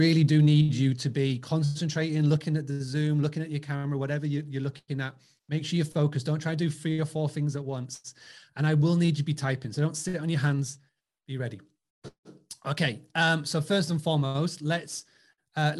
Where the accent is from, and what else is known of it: Scarborough, Yorkshire and the Humber, United Kingdom; born or raised there